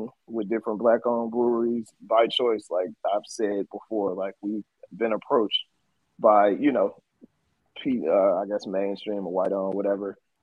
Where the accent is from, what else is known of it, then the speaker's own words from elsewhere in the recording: Oakland, California, United States; I'm from East Oakland